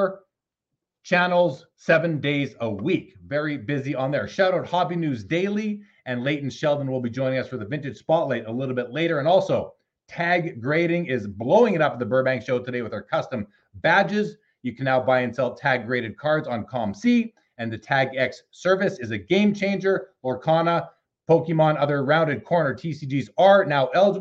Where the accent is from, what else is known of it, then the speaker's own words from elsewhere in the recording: Canada; We're both Canadian